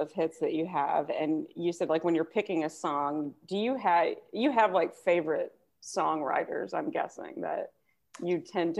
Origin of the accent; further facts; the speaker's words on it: South Texas, United States; I grew up in Texas